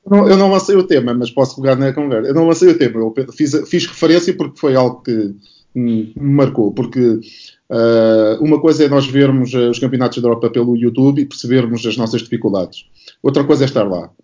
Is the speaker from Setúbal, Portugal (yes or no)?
yes; Setúbal, Portugal; also born or lived in Barreiro; eu originalmente sou de, de Setúbal e, e do Barreiro